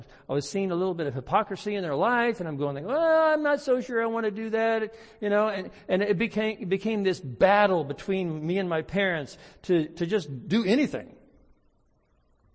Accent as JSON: {"language": "English", "country": "United States", "said": "as American Christians"}